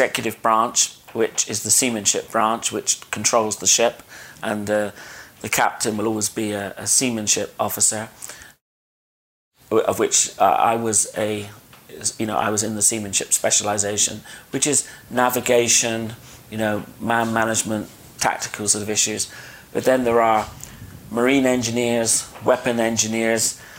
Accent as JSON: {"language": "English", "country": "United Kingdom", "also_born_or_lived": "Dorset", "said": "I'm from the United Kingdom."}